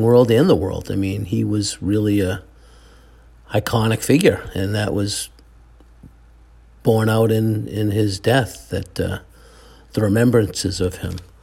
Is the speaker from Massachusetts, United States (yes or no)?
yes; Brockton, Massachusetts, United States; growing up in Brockton, Mass